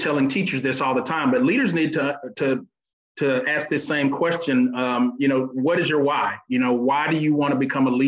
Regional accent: Panama City, Florida, United States; now in Alabama, United States; I'm actually originally from Florida. Panama City is actually my home. So I'm not a native of Alabama, but I've been there long enough to call Alabama my home now

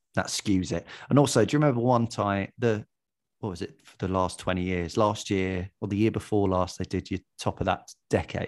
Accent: Watford, East of England, United Kingdom; moved away as an adult; now in Hackney, London, United Kingdom; I'm from Watford, and I li-, and I live currently in Hackney

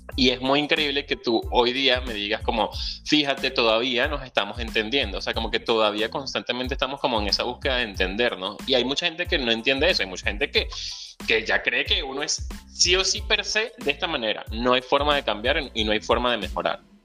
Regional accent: Venezuela; moved away; soy venezolano, soñador, ciudadano del mundo, emigrante y venezolano

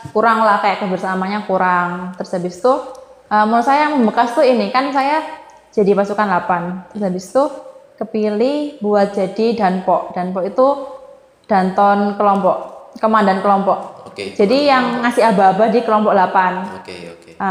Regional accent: East Java, Indonesia; walaupun kita Jawa Timur kan bahasa

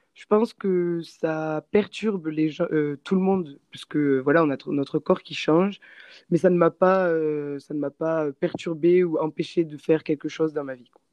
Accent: Castres, Occitania, France; moved away as an adult; now in New Zealand; je suis française et euh, j'ai toujours habité dans une petite ville dans le sud-ouest de la France qui s'appelle euh, Castres, donc juste à côté de Toulouse

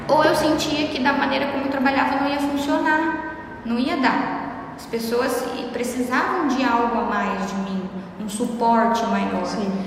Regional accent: Brazil; first language Portuguese; a gente fala errado português uhum. e essa é a nossa língua nativa

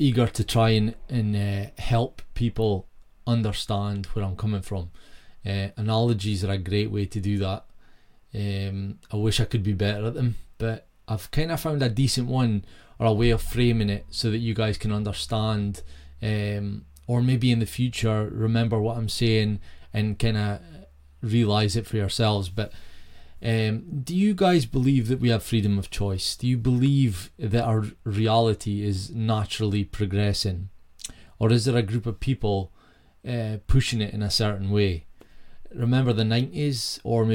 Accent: Peterhead, Scotland, United Kingdom; moved away; my hometown Peterhead was thriving

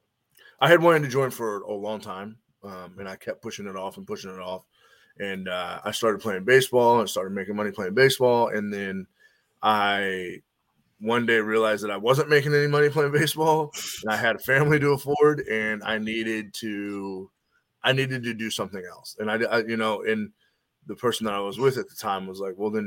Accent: Northern Kentucky, United States; also born or lived in Cincinnati, Ohio; now in Nashville, United States; I grew up in Northern Kentucky, right on the other side of Cincinnati.

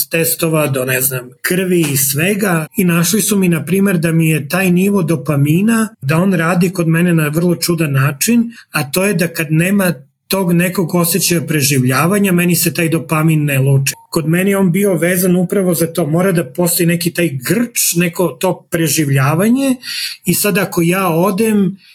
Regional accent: Serbia; moved away as an adult; now in Calgary, Canada; mi je važno da se identifikujem kao neko iz istočne Evrope ili neko sa Balkana, radi nego neko kao Srbin.

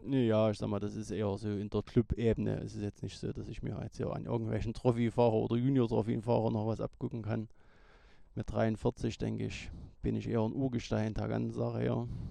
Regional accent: Niedersteinbach, Saxony, Germany; also born or lived in Rochlitz; Ich komme aus Niedersteinbach, bin 43 Jahre alt, 1979 in Rochlitz geboren

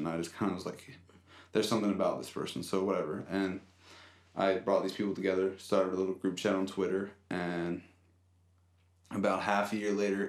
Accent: Summit Point, West Virginia, United States; also born or lived in Fairfax, Virginia / Manassas, Virginia; I was born in... Fairfax, Virginia, and I lived in Manassas for the first 6-7 years of my life in a townhouse with my mom and my dad. Then one of my brothers were born. We got too big for the townhouse, and my dad luckily had the money to build a little house out here in Summit Point

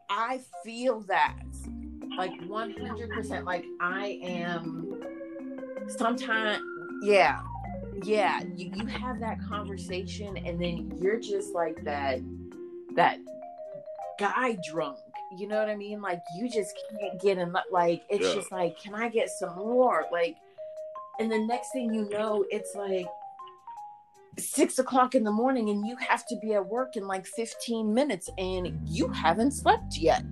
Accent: Maryland, United States; I'm from Maryland.

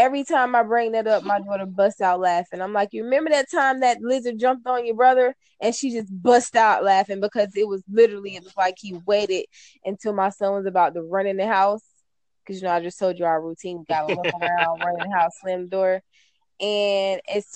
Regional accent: Florida, United States; I am from the Sunshine State

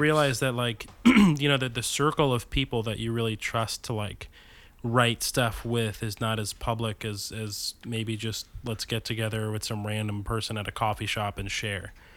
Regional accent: New Jersey, United States; I grew up in New Jersey

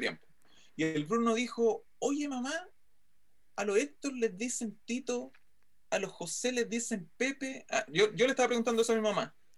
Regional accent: Santiago, Santiago Metropolitan Region, Chile; como buen santiaguino o como mal santiaguino

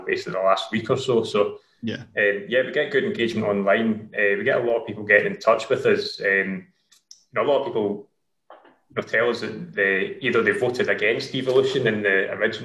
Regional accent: Dumbarton, Scotland, United Kingdom; now in Glasgow, United Kingdom; I live in Glasgow currently. I grew up in Dumbarton and I lived there until a few years ago.

